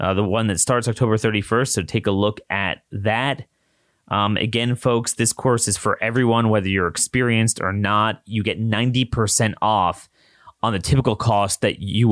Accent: Maryland, United States; my home state, the University of Maryland system

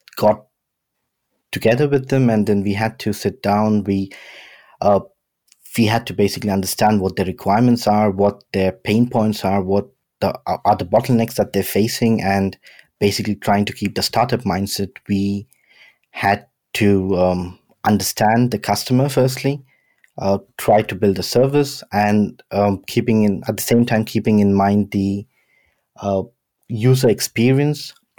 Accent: Mumbai, Maharashtra, India; also born or lived in London, United Kingdom; now in Stuttgart, Germany; I was born in Bombay, Uh, did most of my education in London, and now I'm living in Stuttgart

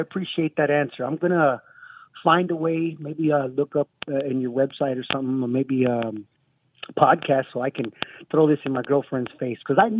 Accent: Texas, United States; in and around the San Antonio area where I grew up

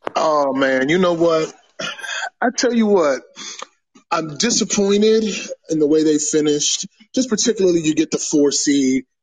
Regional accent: Pittsburgh, Pennsylvania, United States; moved away; I'm originally from Pittsburgh, diehard Pittsburgh Steelers fan

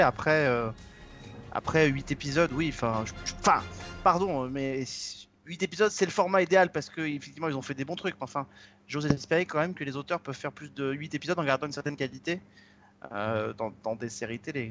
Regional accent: France; chez nous en France

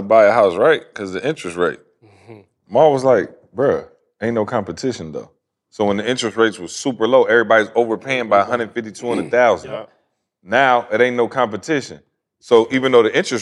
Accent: Lansing, Michigan, United States; now in Georgia, United States; I'm from Lansing

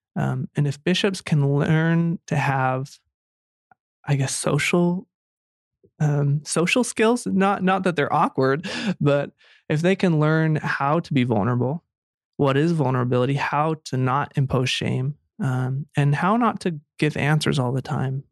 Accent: Pocatello, Idaho, United States; I grew up in Idaho and, uh, and in Pocatello, Idaho

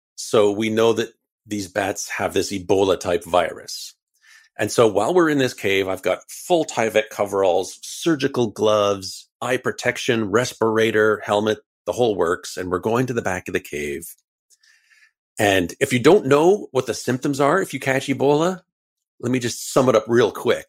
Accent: Canada; we're Canadian

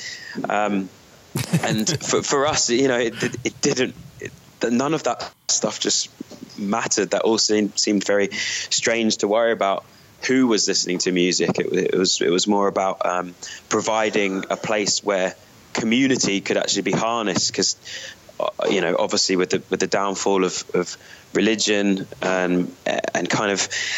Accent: United Kingdom; being a British band

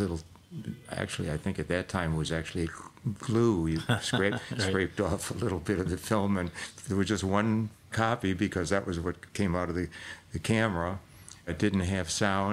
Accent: Detroit, Michigan, United States; I was born and raised in Detroit, Michigan

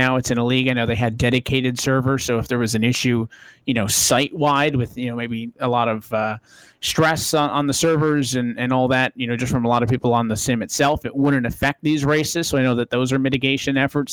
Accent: Las Vegas, Nevada, United States; It's my hometown track

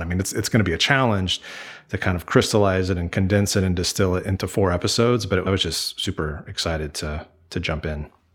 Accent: Kansas, United States; I grew up in Kansas

